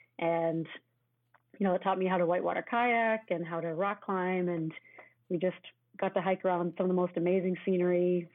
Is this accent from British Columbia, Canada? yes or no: yes; Victoria, British Columbia, Canada; born there; also born or lived in Chilliwack / Ottawa; I was born in Victoria. He was working at Railroads as a DSM. And then moved to Chilliwack. We were there for a couple of years. And we really loved BC